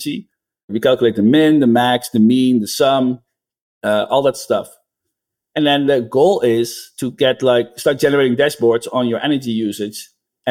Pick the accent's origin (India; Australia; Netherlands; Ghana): Netherlands; now in United States